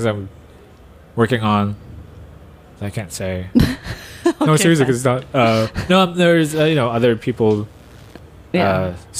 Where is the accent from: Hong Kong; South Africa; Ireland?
Hong Kong; since we're from Hong Kong, we got a lot of like Western influences.